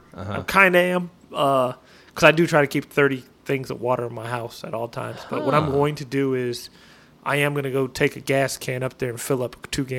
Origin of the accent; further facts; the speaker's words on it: Northwest, United States; Like people are flipping out in Texas, but I'm from the Northwest. We have earthquakes.